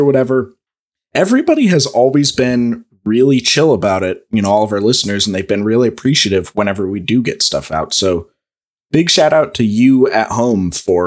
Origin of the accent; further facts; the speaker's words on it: Missouri, United States; also born or lived in Oklahoma; I'm from Missouri. Missouri is firmly in the Midwest